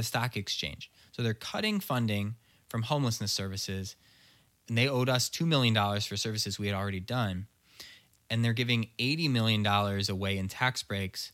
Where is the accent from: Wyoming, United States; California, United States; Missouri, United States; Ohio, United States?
Missouri, United States; Chesterfield; also born or lived in Chicago; when I was growing up in Chesterfield